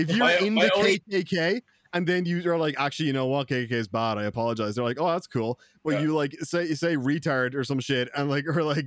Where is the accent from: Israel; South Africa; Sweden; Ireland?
Ireland; I'm Irish